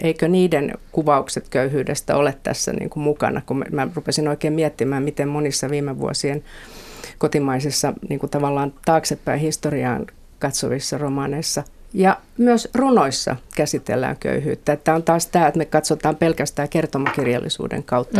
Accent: Helsinki, Uusimaa, Finland; Kalliosta olen kotoisin

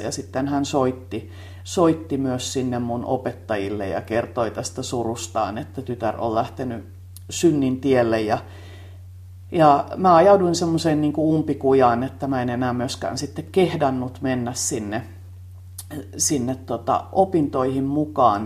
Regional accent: Tampere, Pirkanmaa, Finland; mä tulin Tampereelta ja mä olin kaupunkilaistyttä

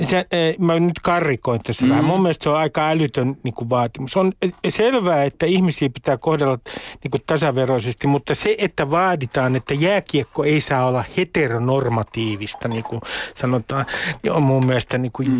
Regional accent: Nummi-Pusula, Uusimaa, Finland; moved away; Nummi Pusulassa 70 kilometriä kilometrin päässä Helsingistä, niin meillähän oli IFK-takit päällä. 70-luvulla siellä keskellä maaseutua

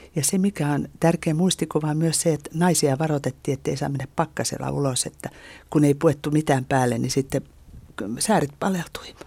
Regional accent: Lohja, Uusimaa, Finland; Lohjalta, josta mä olen kotoisin

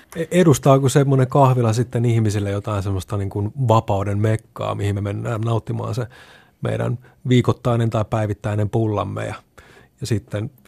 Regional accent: Hämeenlinna, Kanta-Häme, Finland; moved away as an adult; nuorempana tosiaan olen sitä Hämeenlinnasta kotoisin

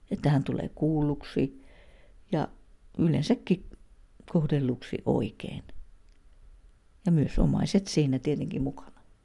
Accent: Pihtipudas, Central Finland, Finland; now in Pirkkala, Finland; olen Pihtiputalta kotoisin ja, ja tuota niin, Pirkkalassa olen asunut noin 25 vuotta

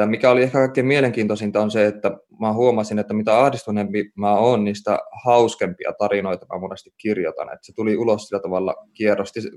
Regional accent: Oulu, North Ostrobothnia, Finland; mä kasvoin lapsuuteni ja nuoruuteni Oulussa

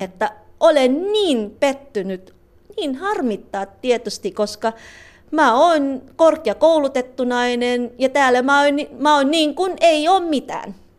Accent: Cavite City, Calabarzon, Philippines; first language Tagalog; Finnish is a second language; moved away as an adult; now in Finland; pinanganak ako sa Cavite City, um, isang lugar na malapit lang sa Maynila.

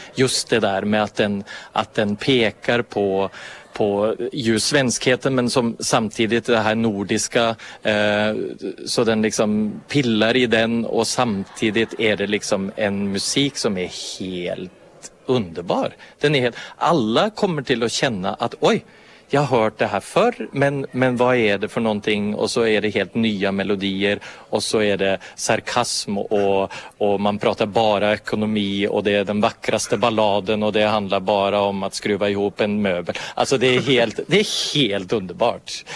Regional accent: Norway; moved away; also born or lived in Finland; som norrman

